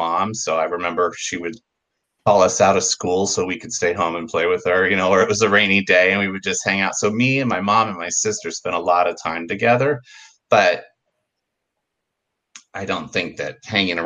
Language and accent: English; San Diego, California, United States; also born or lived in Pacific Beach, San Diego; as a kid growing up in San Diego